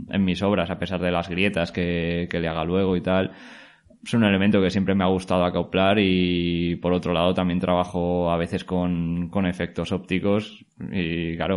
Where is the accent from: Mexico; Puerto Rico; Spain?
Spain; La Rioja; now in Valencia, Spain; Pues bueno, mi historia, yo soy de, originario de La Rioja, aunque ahora vivo aquí en Valencia.